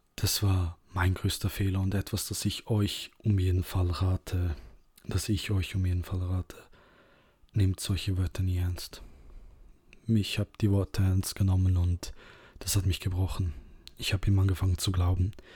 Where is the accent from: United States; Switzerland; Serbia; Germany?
Serbia; moved away; ich bin ursprünglich aus Serbien